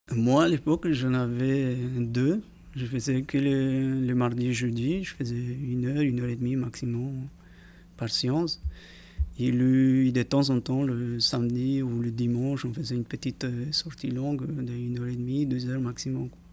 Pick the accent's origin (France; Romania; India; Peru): Peru; French is a second language; moved away as an adult; now in French Polynesia; Je, vivais chez moi au Pérou, parce que je suis un Pérouien à la base